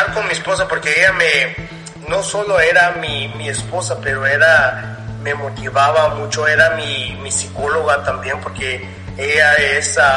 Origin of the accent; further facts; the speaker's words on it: Los Angeles, California, United States; accent: chicano; yo era más como chicano también porque yo pues crecí entre los mexicanos, salí de, de esa área de, de los salvadoreños, me fui a una área donde era puro chicanos, puro, puros ah, Mexican Americans